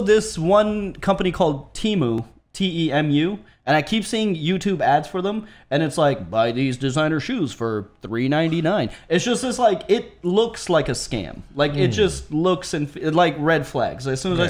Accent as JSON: {"language": "English", "country": "Canada"}